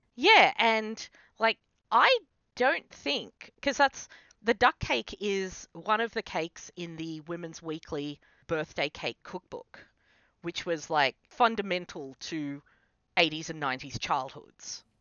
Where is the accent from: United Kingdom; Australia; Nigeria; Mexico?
Australia; as an Australian